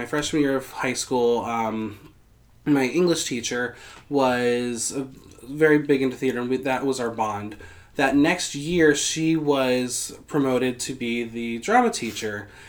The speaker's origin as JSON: {"language": "English", "town": "Mahwah", "region": "New Jersey", "country": "United States", "tie": "born or raised there", "also_born_or_lived": "Boston, Massachusetts", "moved": "as an adult", "said": "I am originally from Mahwah, New Jersey."}